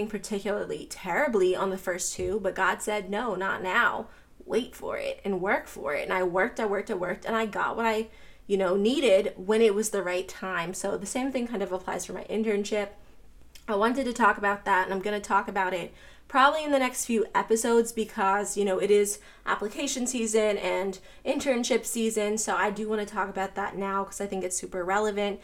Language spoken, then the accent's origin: English; Pittsburgh, Pennsylvania, United States; also born or lived in Florida; now in Atlanta, United States; I grew up in Pittsburgh, I lived in Florida, I currently live in Atlanta